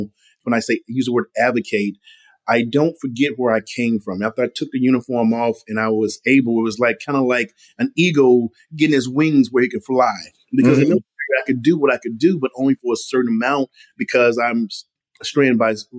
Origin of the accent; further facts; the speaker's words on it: Mississippi, United States; my mother growing up in Mississippi